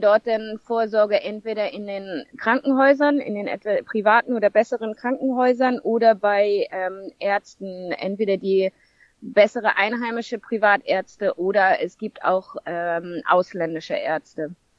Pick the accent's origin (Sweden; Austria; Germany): Germany; St. Peter-Ording, Schleswig-Holstein; moved away as an adult; now in Zanzibar, Tanzania; Ich bin ursprünglich aus Norddeutschland, St. Peter-Ording. Dort bin ich geboren und aufgewachsen.